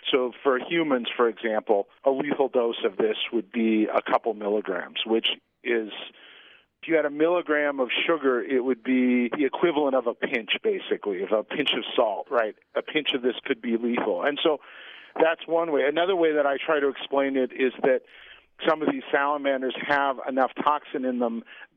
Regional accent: Pacific Northwest, United States; I grew up in the Pacific Northwest

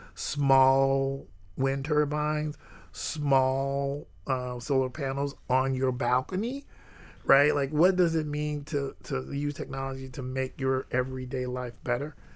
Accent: Jacksonville, Florida, United States; I grew up in Jacksonville, and I grew up on the north side of Jacksonville

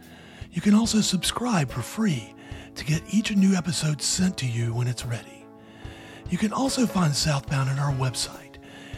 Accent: Georgia, United States; There's a private school in my hometown down in Georgia

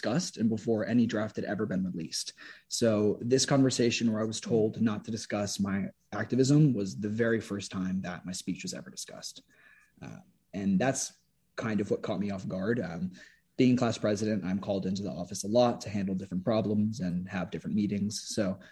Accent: Sarasota, Florida, United States; growing up in Sarasota

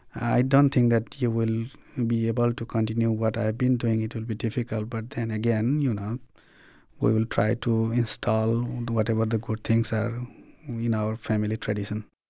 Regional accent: Nepal; moved away as an adult; also born or lived in Bhutan; now in Springfield, United States; I came from Bhutan to Nepal in nineteen ninety-two. I became refugee along with my parents for sixteen years.

